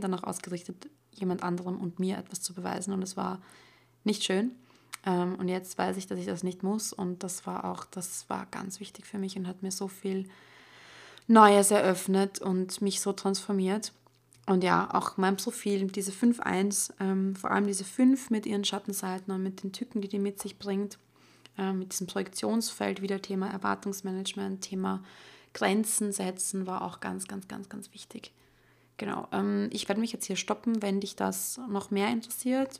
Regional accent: Austria; bei uns in Österreich

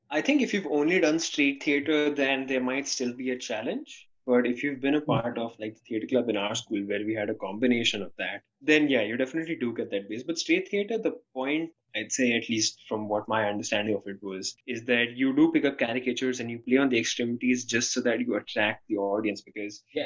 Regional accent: India; as an Indian person

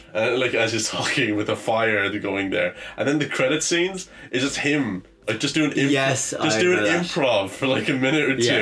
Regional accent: Ireland; we're from Ireland right beside there.

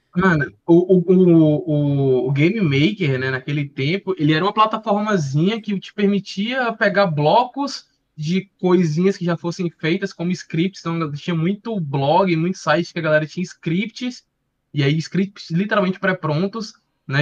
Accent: Fortaleza, Ceará, Brazil; also born or lived in Portugal; Escola pública aqui do bairro de Fortaleza, sou do, de Fortaleza, Ceará

